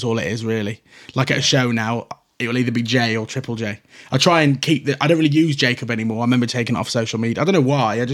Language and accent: English; Shrewsbury, West Midlands, United Kingdom; I was very young, and to be from Shrewsbury and trying to be a rapper